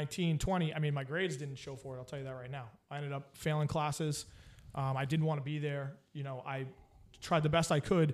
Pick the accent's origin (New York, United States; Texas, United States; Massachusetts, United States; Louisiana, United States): Massachusetts, United States; Boston; I'm originally from the Boston, you know, Boston area, basically, you could say, because we moved around a bunch of times